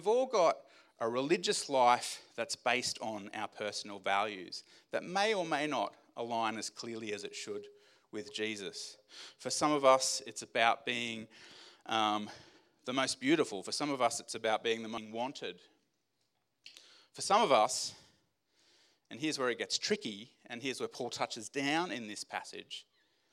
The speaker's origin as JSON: {"language": "English", "country": "Australia", "said": "as an Australian male"}